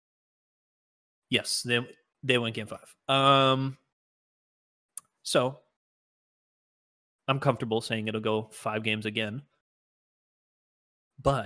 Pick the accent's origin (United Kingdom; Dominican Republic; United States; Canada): Canada; we're fucking Canadian